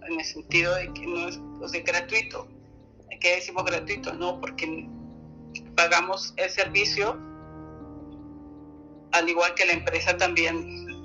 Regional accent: Spain; now in Germany; poca cosa aquí en, la Alemania, porque yo vengo de España, de, España, ¿no?

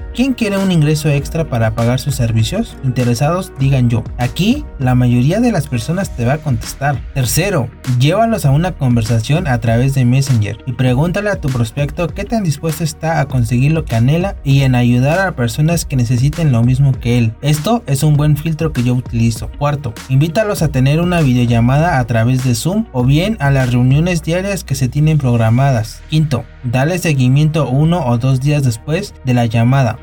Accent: Chalco, State of Mexico, Mexico; soy originario de Chalco, Estado de México

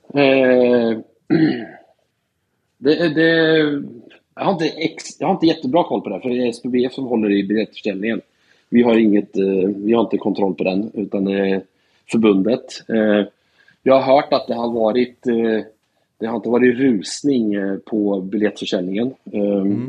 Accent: Norrköping, Östergötland, Sweden; also born or lived in Portland, Oregon, United States / Katrineholm; sen så flyttade jag till Norrköping när jag började fyran. Så jag var tio år när jag flyttade till Norrköping

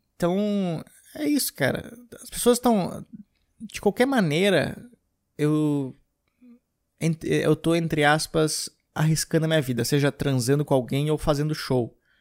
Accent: Gramado, Rio Grande do Sul, Brazil; now in São Paulo, Brazil; voltei para Gramado para ficar um tempo lá, uns dias. Foi bom porque fazia muito tempo que eu não ia para Gramado. Então, eu visitei a minha cidade natal novamente

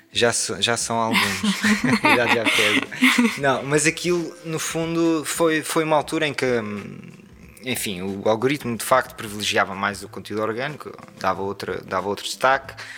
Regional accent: Portugal; moved away as an adult; also born or lived in Lisbon; o facto de vir daqui

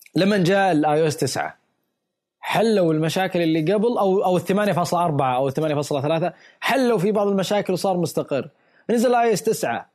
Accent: Saudi Arabia; عندنا بالسعودية

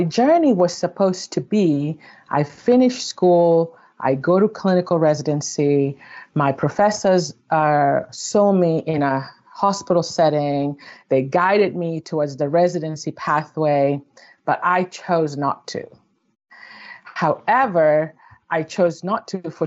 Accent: Kenya; moved away; growing up in Kenya in the 90s

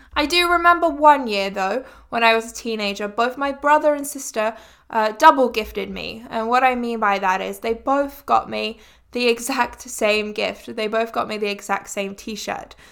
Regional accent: England, United Kingdom; growing up in England

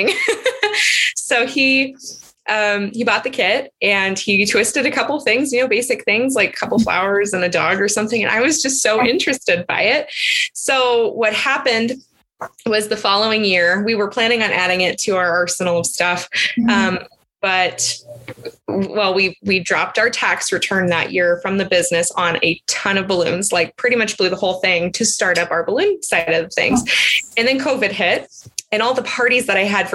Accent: California, United States; moved away as an adult; my hometown in California

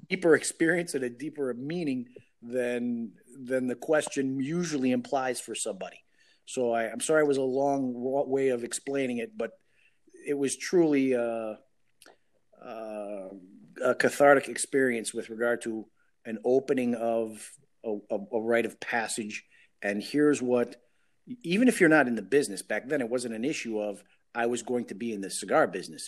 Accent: Chicago, Illinois, United States; I am the first one born in the States, and I was born in Chicago

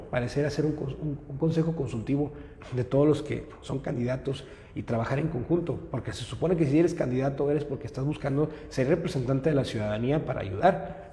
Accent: Monterrey, Nuevo León, Mexico; yo soy regimentano, total 100%, vivo en la, colonia Loma Linda

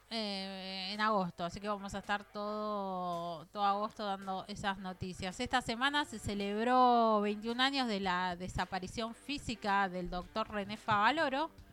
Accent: Argentina; como argentinos

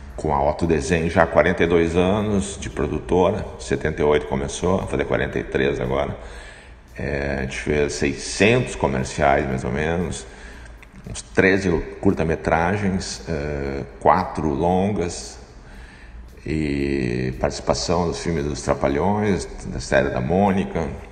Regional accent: Porto Alegre, Rio Grande do Sul, Brazil; eu sou aqui de Porto Alegre

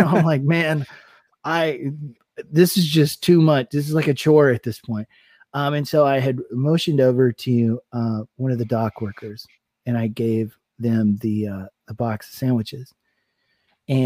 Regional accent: East Tennessee, United States; moved away as an adult; being from a small town in East Tennessee

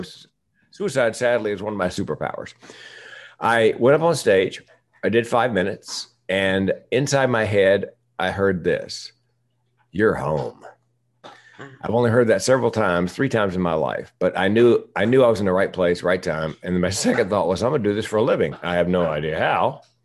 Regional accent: the South, United States; I'm from the South

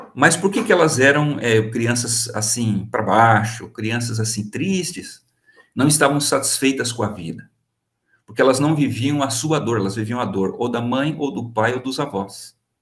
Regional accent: São Caetano do Sul, São Paulo, Brazil; Nasci em São Caetano do Sul

